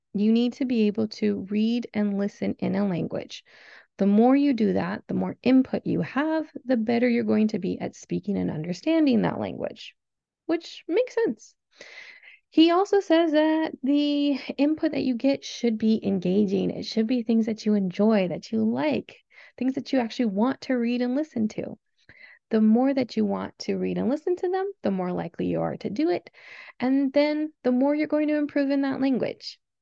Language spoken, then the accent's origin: English; Southern California, United States; I was born and raised in Southern California, where I currently live